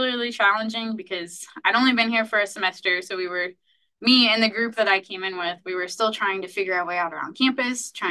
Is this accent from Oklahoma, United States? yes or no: no; North Central Indiana, United States; moved away as an adult; now in Nebraska, United States; I'm originally from North Central Indiana.